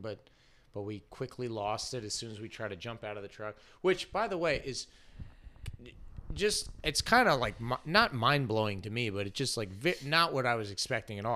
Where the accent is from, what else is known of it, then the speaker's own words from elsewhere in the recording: Connecticut, United States; moved away; also born or lived in North Carolina; I'm originally from Connecticut